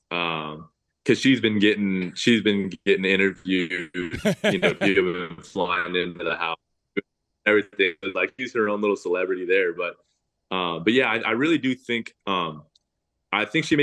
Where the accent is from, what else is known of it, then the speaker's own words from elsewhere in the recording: El Segundo, California, United States; I was born in El Segundo right here